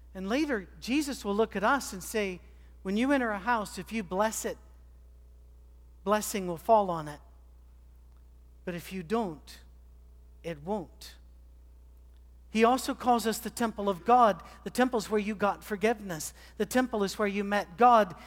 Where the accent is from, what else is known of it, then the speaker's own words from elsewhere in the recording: Scotland, United Kingdom; moved away; I'm a Scotsman